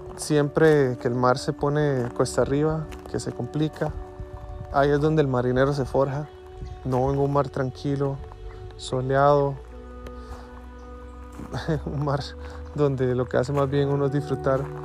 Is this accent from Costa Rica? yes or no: yes; Costa Rica; Yo soy de Costa Rica